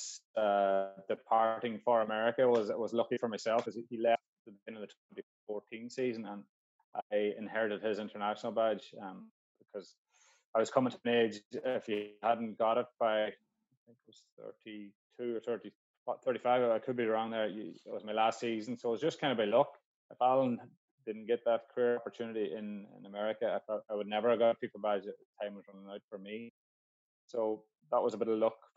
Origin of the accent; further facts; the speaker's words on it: Donegal, Ulster, Ireland; I grew up playing football in Donegal, playing Gaelic in Donegal.